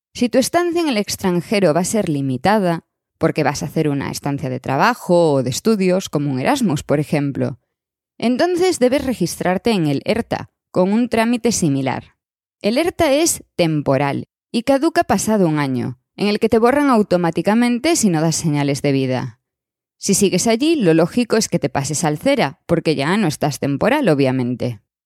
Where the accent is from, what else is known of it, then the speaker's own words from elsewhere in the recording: Spain; moved away as an adult; also born or lived in Madrid; now in Switzerland; me fui de España hasta hoy